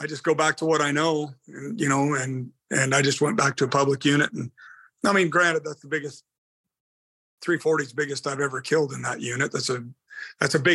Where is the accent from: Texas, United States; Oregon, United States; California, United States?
Oregon, United States; also born or lived in Portland, Oregon / La Center, Washington; I'm an Oregonian. I was born and raised in Oregon